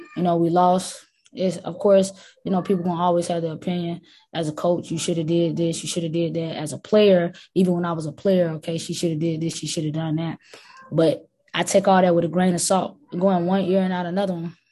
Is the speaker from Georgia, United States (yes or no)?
yes; South Georgia, United States; I'm from South Georgia